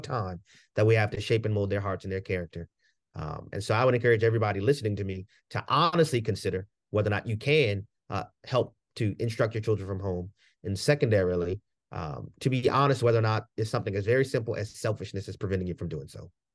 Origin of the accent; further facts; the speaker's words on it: New Orleans, Louisiana, United States; I grew up in the hood, you know, growing up in New Orleans in the hood